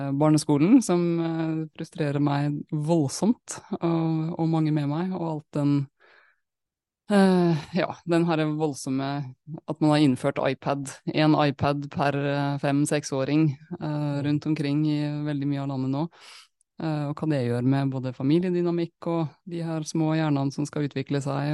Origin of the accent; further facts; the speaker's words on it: Molde, Møre og Romsdal, Norway; Jeg er fra Molde